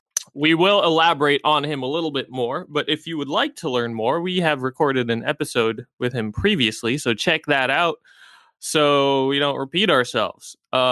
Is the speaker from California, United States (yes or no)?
yes; San Diego, California, United States; now in Baltimore, United States; I grew up actually in San Diego, a couple hours from LA.